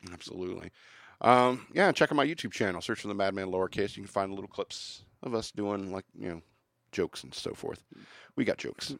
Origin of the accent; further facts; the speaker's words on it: United States; being an American